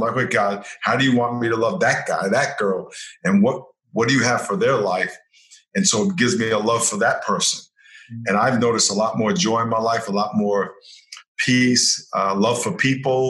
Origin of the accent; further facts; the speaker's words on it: New York, United States; I grew up in New York